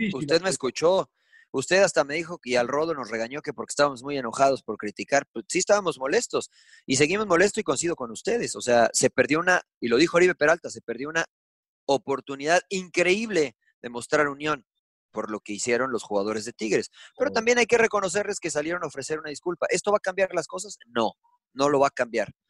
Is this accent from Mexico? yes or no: yes; Mexico; moved away; Y soy mexicano y no vivo en México